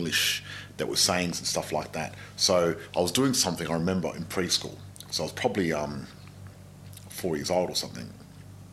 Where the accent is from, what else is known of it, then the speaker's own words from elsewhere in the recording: Australia; first language Macedonian; English is a second language; I was born in Australia